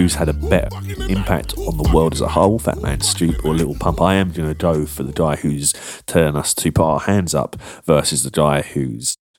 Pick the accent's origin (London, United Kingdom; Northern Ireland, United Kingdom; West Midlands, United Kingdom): London, United Kingdom; Croydon; my hometown of Croydon